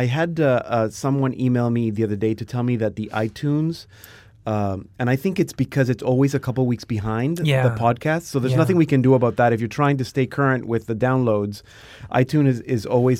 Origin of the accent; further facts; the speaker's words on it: Bethlehem, West Bank, Palestine; born there; Yeah, I was born in Bethlehem.